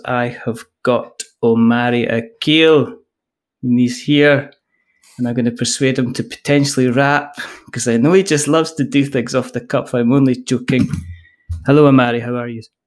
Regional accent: Scotland, United Kingdom; I am a Scottish person.

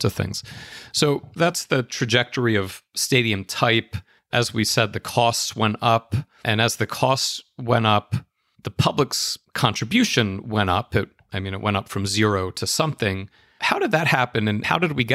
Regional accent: Philadelphia, Pennsylvania, United States; I grew up in Philadelphia, where there's a huge sort of connection to the Phillies and Eagles

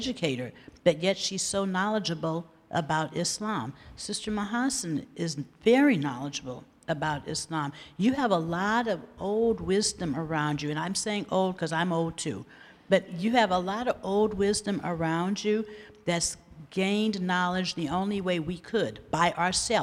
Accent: Los Angeles, California, United States; I'm from South Los Angeles

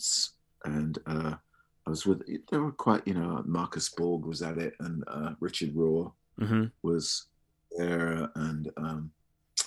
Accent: United Kingdom; I'm British

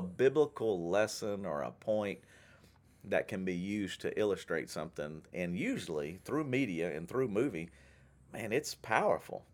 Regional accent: Shreveport, Louisiana, United States; where I grew up in Shreveport

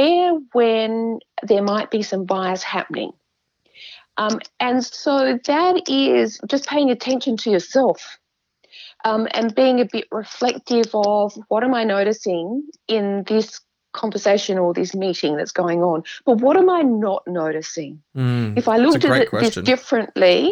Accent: Adelaide, South Australia, Australia; I grew up in Adelaide, but I had a very safe, comfortable upbringing.

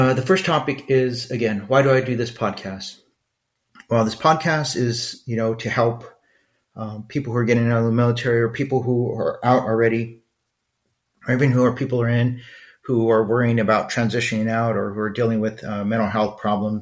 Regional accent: Los Angeles, California, United States; moved away; growing up in East LA.

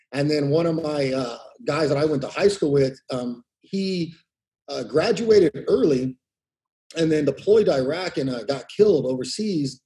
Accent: Exeter, California, United States; I grew up in Exeter, a small city in Tulare County, uh, um, probably like about 45 minutes south of uh, Fresno

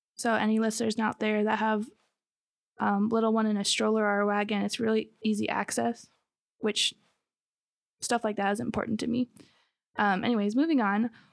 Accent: Michigan, United States; moved away as an adult; also born or lived in southern Alabama; now in Alabama, United States; we are originally from Michigan. We moved here a couple years ago

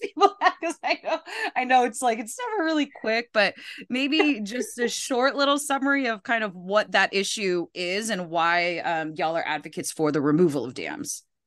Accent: Philippines; I'm from the Philippines

